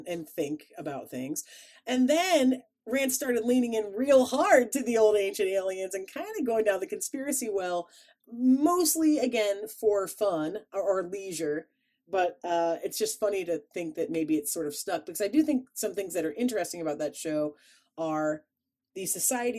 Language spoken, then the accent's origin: English; Chicago, Illinois, United States; accent: Chicago; my Chicago accent came out